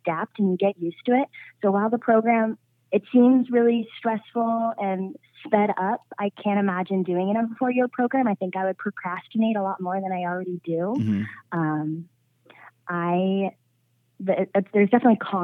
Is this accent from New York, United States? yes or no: no; Phoenix, Arizona, United States; I grew up in Phoenix, Arizona, and I went to high school and college here.